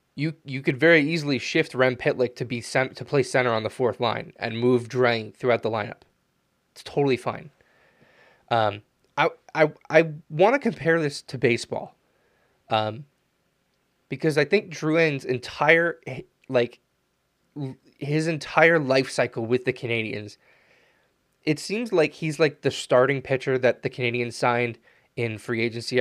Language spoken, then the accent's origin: English; United States; being an American